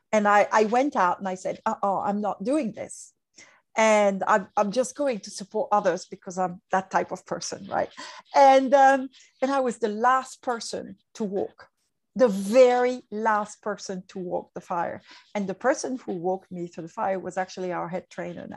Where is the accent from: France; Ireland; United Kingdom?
France; English is a second language; moved away as an adult; also born or lived in Hong Kong; now in Asia; I'm from France